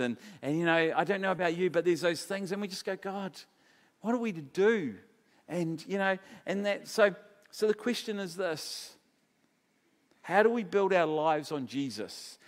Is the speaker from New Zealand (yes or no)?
yes; Palmerston North, Manawatū-Whanganui, New Zealand; Palmerston North, where I was brought up in New Zealand